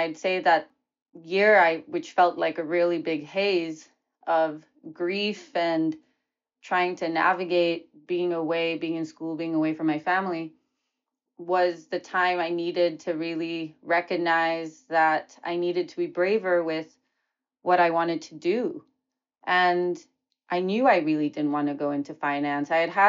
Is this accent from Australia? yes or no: no; Oman; also born or lived in New Delhi, India; And for me, I was born in New Delhi in India, half Bengali, half Anglo-Indian. And then we moved to the Middle East when I was 2 years old, and to Oman. And then I grew up in Oman